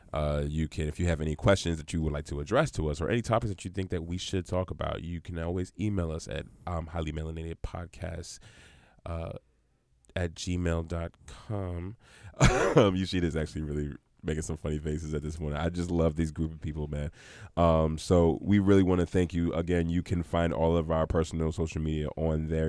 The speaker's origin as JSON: {"language": "English", "town": "New York City", "region": "New York", "country": "United States", "tie": "born or raised there", "also_born_or_lived": "Union, New Jersey", "moved": "yes", "said": "we grew up in Brooklyn"}